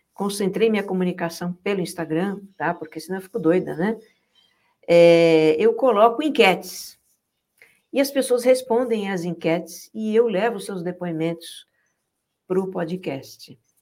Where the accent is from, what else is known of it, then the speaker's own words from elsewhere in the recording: São Paulo, Brazil; moved away as an adult; a gente nasci em São Paulo, até que brinquei muito na rua também, muito nos matos, nos terrenos baldios lá